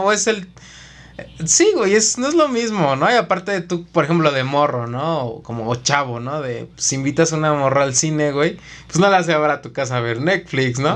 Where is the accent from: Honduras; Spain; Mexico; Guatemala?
Mexico; Mexico City; Nosotros somos de la Ciudad de México.